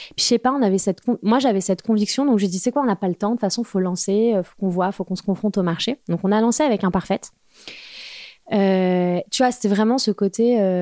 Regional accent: Val-d'Oise, Île-de-France, France; also born or lived in Paris; je suis parisienne, enfin j'ai grandi dans le Val d'Oise

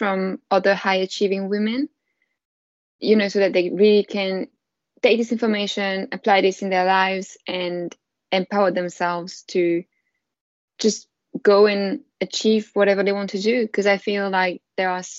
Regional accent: France; accent: French; English is a second language; moved away as an adult; now in London, United Kingdom; I'm from France, as you can probably tell with my beautiful accent. And I've been living in London for 5 years now

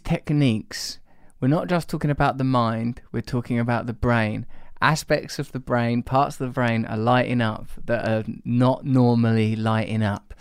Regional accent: England, United Kingdom; I'm English

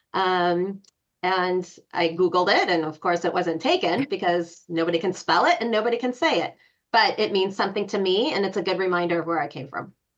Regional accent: Chicago, Illinois, United States; I am from Chicago, but my heart is in Colorado.

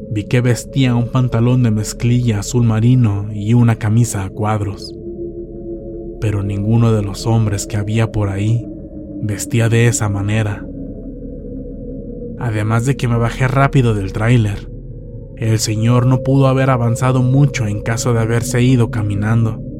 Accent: Culiacán, Sinaloa, Mexico; moved away as an adult; Mi esposa y yo somos de Culiacán, Sinaloa. Hace unos años nos fuimos a vivir a Guadalajara, ya que un hermano me planteó la idea de que allá ganaría más dinero.

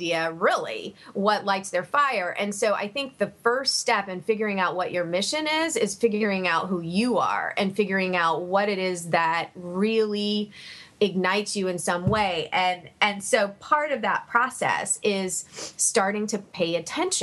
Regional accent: Savannah, Georgia, United States; I'm originally from Savannah, Georgia

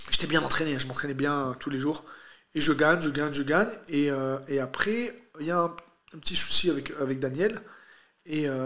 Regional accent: France; also born or lived in Brazil; je suis un Algérien né en France

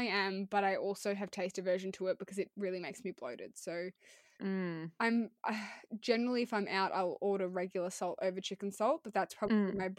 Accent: United Kingdom; Yeah, but I'm very British and I'm going to cover this later.

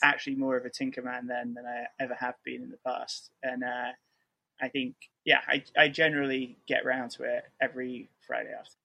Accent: outside Manchester, North West England, United Kingdom; also born or lived in Connecticut, United States; now in New York, United States; English by blood, but was born in the US. Uh, and moved when I was four from Connecticut to outside Manchester

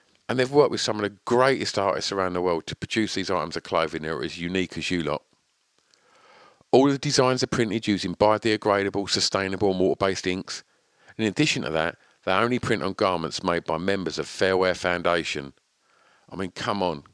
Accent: Grays, East of England, United Kingdom; born or raised there

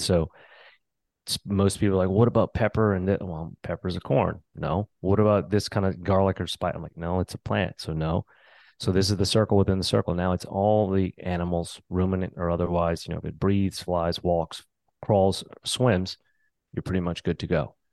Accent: New Orleans, Louisiana, United States; I grew up in New Orleans

